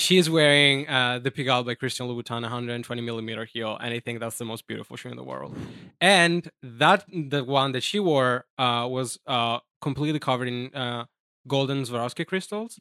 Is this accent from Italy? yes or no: yes; Jesolo, Veneto, Italy; English is a second language; moved away as an adult; now in New York City, United States; I'm from Italy. I'm from a small town, uh, called Jesulo